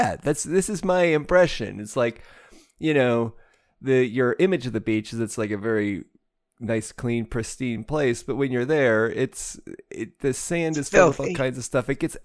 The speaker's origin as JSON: {"language": "English", "region": "Midwest", "country": "United States", "tie": "born or raised there", "said": "I grew up out in the Midwest."}